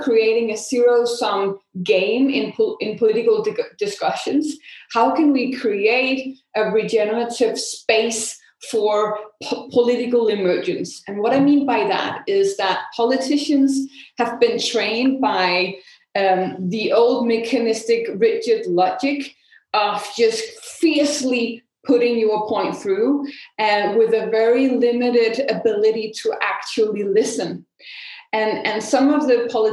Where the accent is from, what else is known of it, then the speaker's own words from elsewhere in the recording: Denmark; in Denmark, my home country